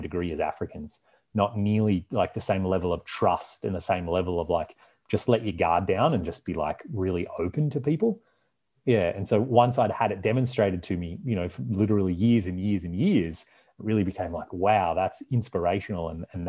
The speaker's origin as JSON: {"language": "English", "country": "Canada", "said": "I am their window into, like, where are you from? What's Canada like? Tell us a story about where you come from."}